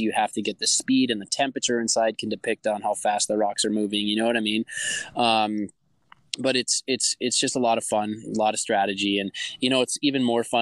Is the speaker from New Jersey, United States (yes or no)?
no; Eveleth, Minnesota, United States; moved away; It's in my hometown